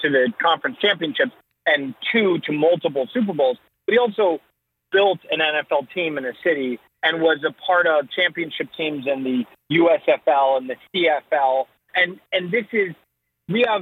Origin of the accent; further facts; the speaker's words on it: Northeast, United States; I'm from the Northeast. When it snowed, we went out and played football